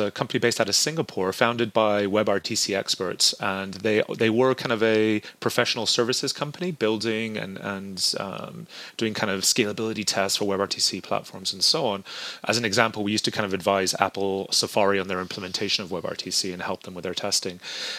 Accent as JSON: {"language": "English", "region": "southern Spain", "country": "Spain", "tie": "born or raised there", "moved": "yes", "lives_now": "United States", "said": "So I grew up in southern Spain and I went to a British school growing up. My mother's American. I've lived in America now almost 20 years."}